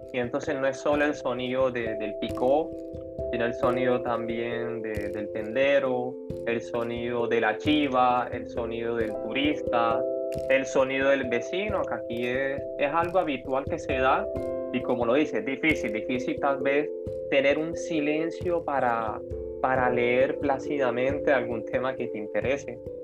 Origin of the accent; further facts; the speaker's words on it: Cartagena, Bolívar, Colombia; yo también soy cartagenero